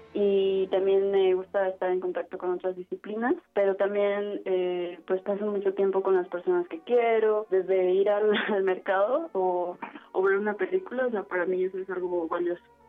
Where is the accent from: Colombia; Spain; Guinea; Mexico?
Mexico; Mexico City; nací en, en la Ciudad de México el 4 de noviembre del 97